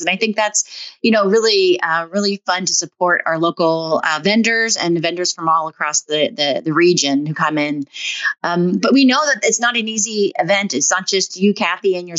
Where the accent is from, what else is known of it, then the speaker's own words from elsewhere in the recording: Pennsylvania, United States; now in Issaquah, United States; I used to go to festivals when I grew up in Pennsylvania